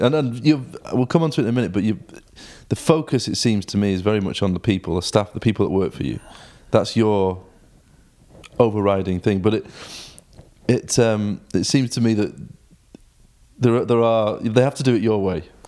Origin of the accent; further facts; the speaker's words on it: Stockport, North West England, United Kingdom; now in Manchester, United Kingdom; I was born in Stockport